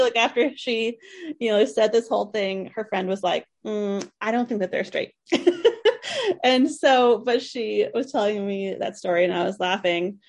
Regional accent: East Coast, United States; I grew up on the East Coast

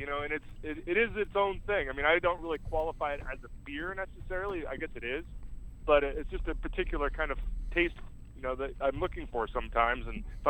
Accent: Pacific Northwest, United States; I grew up in the Pacific Northwest.

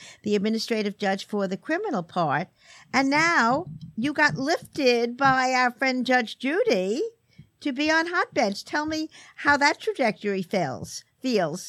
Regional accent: New York City, New York, United States; I grew up in the Midwood section

